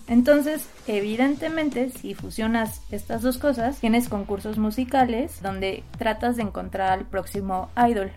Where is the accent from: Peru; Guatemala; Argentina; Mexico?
Mexico